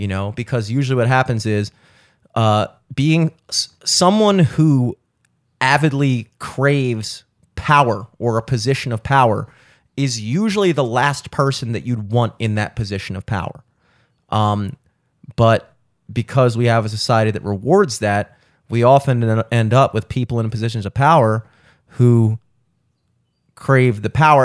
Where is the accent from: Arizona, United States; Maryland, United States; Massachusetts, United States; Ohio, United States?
Maryland, United States; Baltimore; growing up in Baltimore with the Orioles